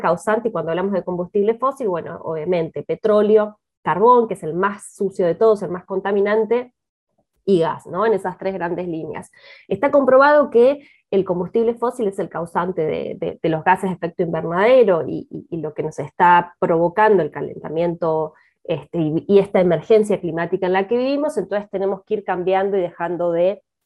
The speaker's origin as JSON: {"language": "Spanish", "country": "Argentina", "said": "siendo argentina"}